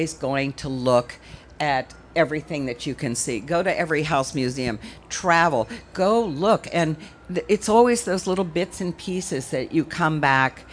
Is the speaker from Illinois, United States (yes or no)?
no; Virginia, United States; When I was growing up in Virginia, my family, they were very horsey